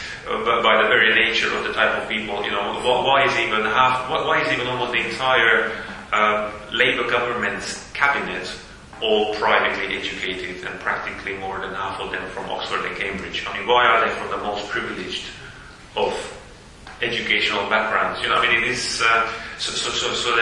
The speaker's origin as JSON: {"language": "English", "country": "Slovakia", "said": "I'm from Slovakia"}